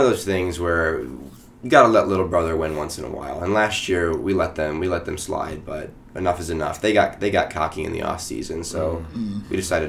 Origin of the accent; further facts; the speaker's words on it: Midwest, United States; moved away; as a Midwesterner myself